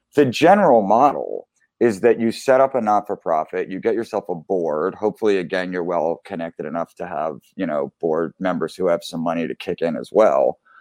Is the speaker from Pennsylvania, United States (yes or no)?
yes; Philadelphia, Pennsylvania, United States; I grew up in Philly.